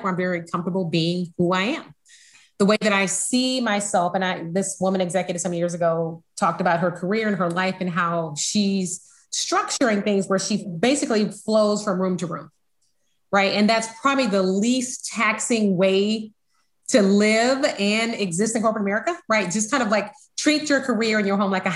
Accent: Alabama, United States; moved away; I'm from Alabama

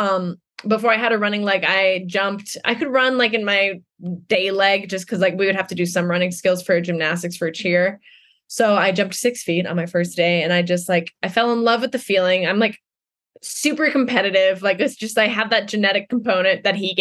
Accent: Denver, Colorado, United States; I grew up in Denver

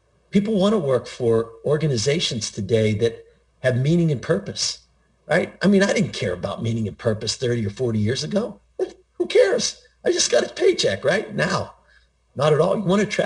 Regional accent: Pittsburgh, Pennsylvania, United States; I grew up in Pittsburgh, Pennsylvania, I was surrounded by people in the steel mills

